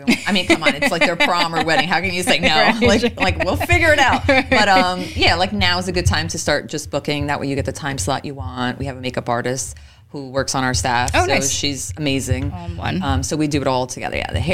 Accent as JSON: {"language": "English", "town": "Elizabeth", "region": "New Jersey", "country": "United States", "tie": "born or raised there", "said": "I was born and raised in Elizabeth, grew up there my whole life pretty much."}